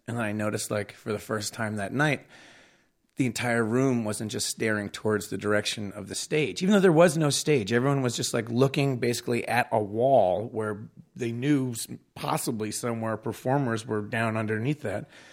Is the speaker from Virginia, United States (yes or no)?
no; Long Island, New York, United States; Long Island where I grew up